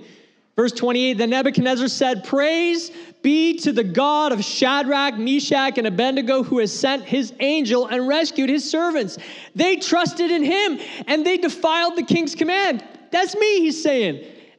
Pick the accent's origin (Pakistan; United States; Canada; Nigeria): Canada; Now, I'm proudly Canadian, and I support our country.